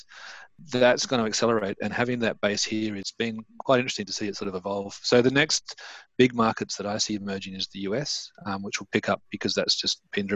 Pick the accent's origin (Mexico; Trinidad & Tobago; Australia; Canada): Australia; now in United Kingdom; I'm from Australia